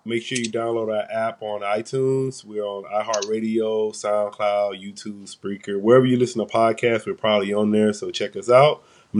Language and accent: English; the South, United States; I'm from the South